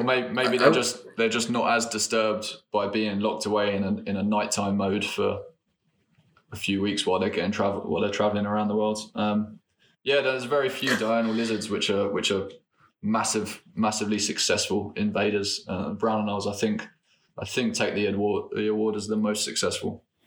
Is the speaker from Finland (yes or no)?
no; England, United Kingdom; I come from England